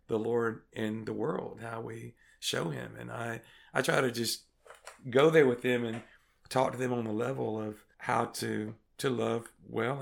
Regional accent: Greenwood, Mississippi, United States; I'm from Greenwood, Mississippi, in the Mississippi Delta

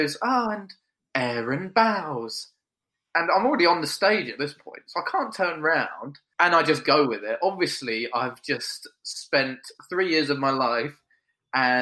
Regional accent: Kent, South East England, United Kingdom; also born or lived in Sussex; I'm from Kent, but being at Sussex, it's not that far away

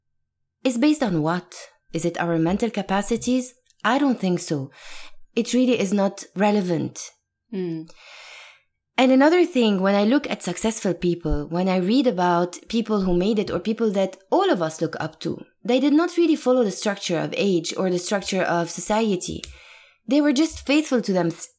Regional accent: Beirut, Beirut Governorate, Lebanon; moved away as an adult; now in New York, United States; So I was born and raised in Lebanon, in Beirut specifically.

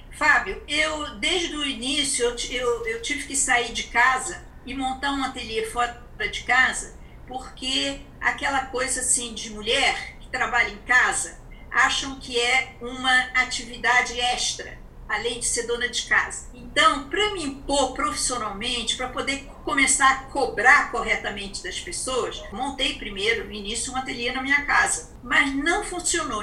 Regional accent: Rio de Janeiro, Brazil; moved away as an adult; now in São Paulo, Brazil; eu montei o meu ateliê no Rio de Janeiro, que eu sou do Rio

